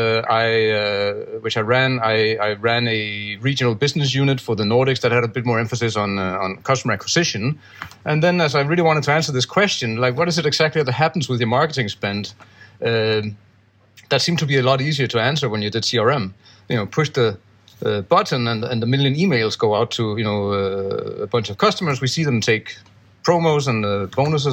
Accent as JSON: {"language": "English", "country": "Denmark", "moved": "yes", "lives_now": "Gibraltar", "said": "I'm from Denmark, but I live in Gibraltar"}